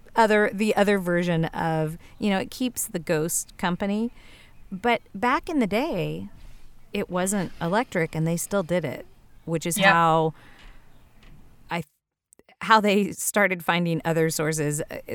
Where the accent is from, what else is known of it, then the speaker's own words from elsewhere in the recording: the South, United States; And I am from the South